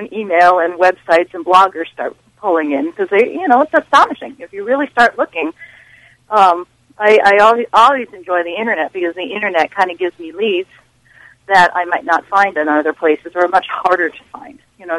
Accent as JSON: {"language": "English", "region": "New York, New Jersey, Pennsylvania region", "country": "United States", "tie": "born or raised there", "said": "I grew up in New York, New Jersey, Pennsylvania region, so those books were like a shoe-in."}